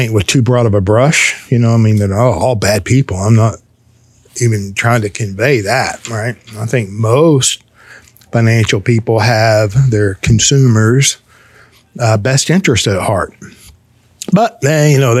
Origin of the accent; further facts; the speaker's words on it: Fort Worth, Texas, United States; I was born and raised in Fort Worth, Texas